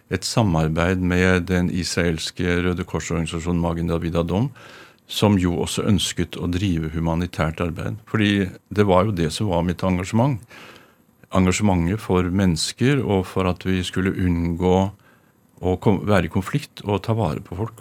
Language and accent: Norwegian; Oslo, Norway; jeg er fra Røa